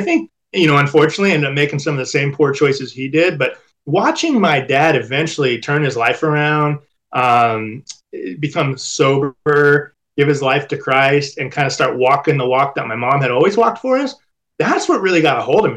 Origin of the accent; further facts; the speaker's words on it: Orange County, California, United States; We grew up in Orange County, California, so a beautiful place to grow up.